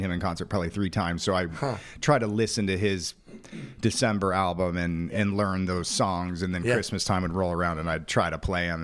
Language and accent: English; Phoenix, Arizona, United States; I'm fourth generation native of Phoenix